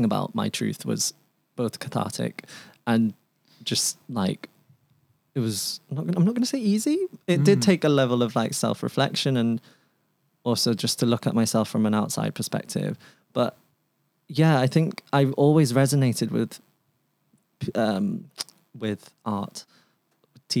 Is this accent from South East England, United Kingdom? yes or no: no; Manchester, North West England, United Kingdom; first language Cantonese; moved away as an adult; coming back to my hometown, Manchester, moving home